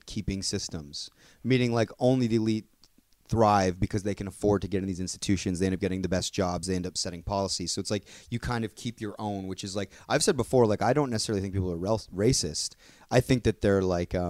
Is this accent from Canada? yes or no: yes; Canada; we're all from Canada. We grew up here